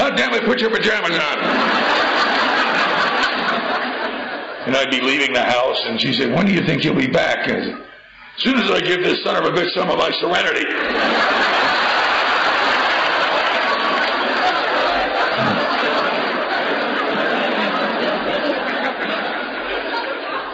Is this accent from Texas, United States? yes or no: no; New Jersey, United States; I grew up in New Jersey, we didn't have any crops